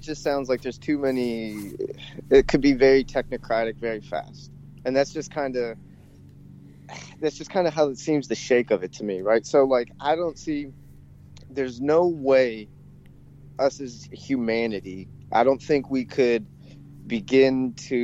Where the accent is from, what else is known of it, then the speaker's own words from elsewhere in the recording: Georgia, United States; I grew up in Georgia